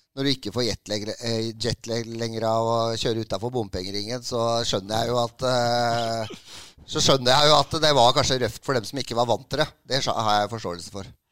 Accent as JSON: {"language": "Norwegian", "region": "Oslo", "country": "Norway", "said": "jeg er fra Romsås. Uh, så det er eh, fra en drabantby i Oslo"}